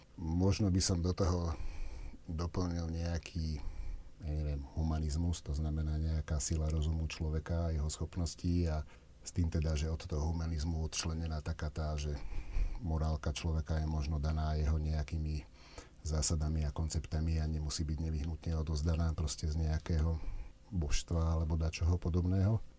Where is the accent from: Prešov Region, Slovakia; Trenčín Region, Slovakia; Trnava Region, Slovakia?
Trnava Region, Slovakia; Osenice, Záhorie; now in Zvolen, Slovakia; ja som z Osenice, to je záhorie, tam fúkalo tiež vždy dosť. Tuto som teraz v tejto kotlinke, tu už menej fúka